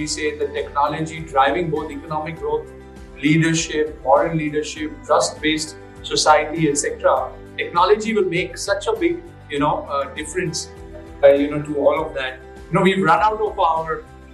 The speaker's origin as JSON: {"language": "English", "country": "India"}